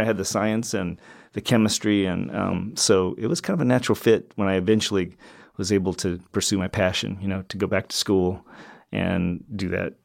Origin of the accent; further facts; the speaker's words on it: Alaska, United States; moved away as an adult; also born or lived in Walla Walla, Washington; I grew up in Alaska and, um, enjoyed the outdoors up there